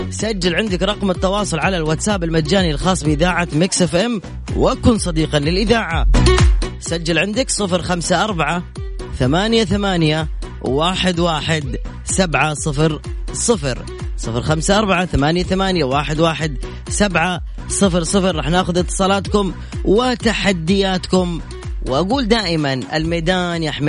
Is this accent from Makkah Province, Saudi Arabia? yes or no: yes; Mecca, Makkah Province, Saudi Arabia; انا من مكه